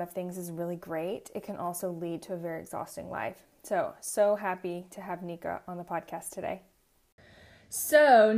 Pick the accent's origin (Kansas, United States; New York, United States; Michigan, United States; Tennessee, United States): Tennessee, United States; I was born and raised in Tennessee